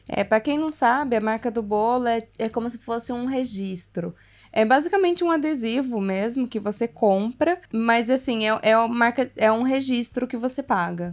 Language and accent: Portuguese; interior of São Paulo, Brazil; a gente é do interior de São Paulo